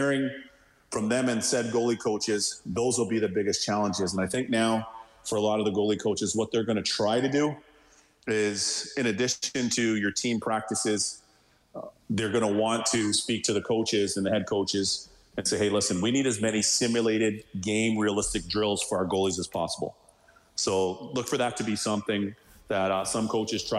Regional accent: Toronto, Ontario, Canada; moved away as an adult; growing up in Toronto

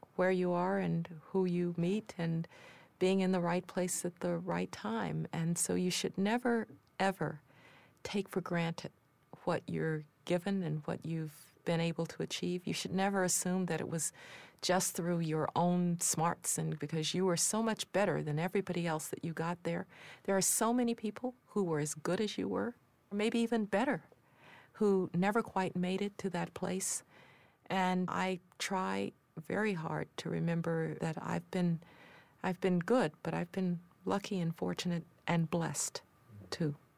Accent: Birmingham, Alabama, United States; I was growing up in Birmingham, Alabama

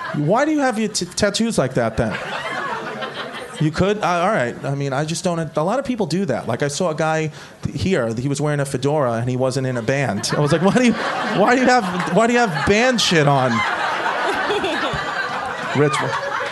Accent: New York City, New York, United States; I'm from Brooklyn, like the old Brooklyn, you know, like not the new fucking quinoa Brooklyn. I'm from the old part

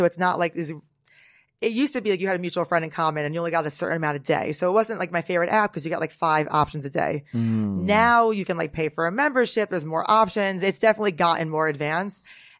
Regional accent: Norwood, New Jersey, United States; I'm from Jersey. I'm from Bergen County, so not far from some of the Real Housewives of Jersey.

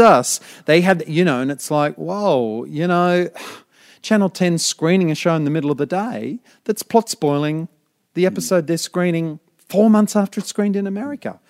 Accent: Brisbane, Queensland, Australia; I'm from Brisbane

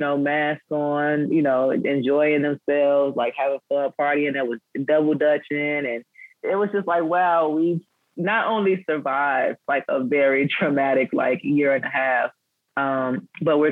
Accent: Chicago, Illinois, United States; growing up on the West Side of Chicago

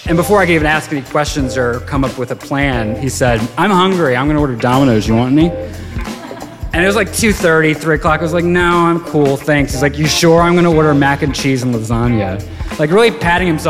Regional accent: Virginia, United States; moved away as an adult; also born or lived in Chicago; now in New York, United States; I grew up in Virginia and lived in Chicago after I graduated from college and had just moved to New York

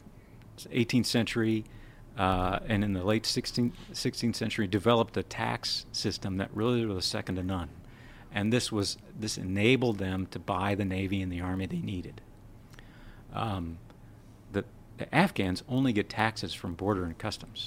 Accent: South Dakota, United States; I grew up in South Dakota

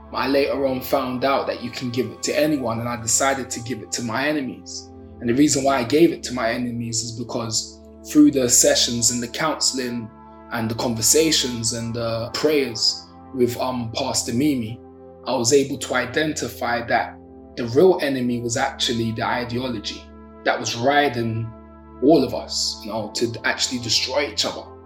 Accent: London, United Kingdom; I'm from Brixton, South London. Brixton, born and raised

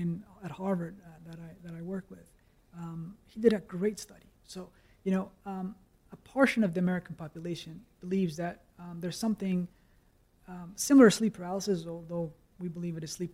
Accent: Copenhagen, Capital Region of Denmark, Denmark; I grew up in Copenhagen.

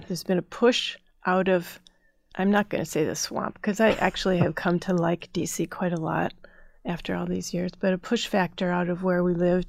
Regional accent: Midwest, United States; also born or lived in Minnesota / Chicago / Northern Ohio; So I grew up in the Midwest, Minnesota, Chicago, Northern Ohio, and there are great places to grow up.

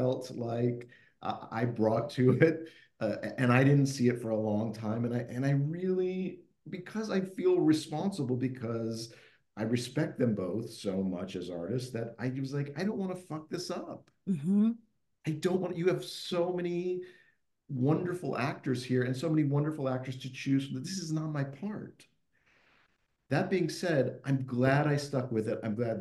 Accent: Midwest, United States; now in New York, United States; I grew up in the Midwest

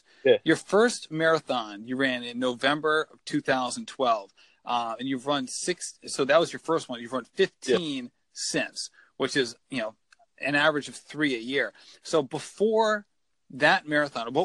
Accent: Rhode Island, United States; I'm from Rhode Island

